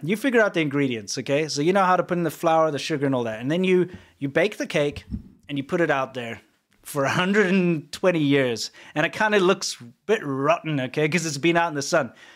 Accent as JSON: {"language": "English", "country": "South Africa", "moved": "yes", "lives_now": "United States", "said": "we say cool drink in South Africa"}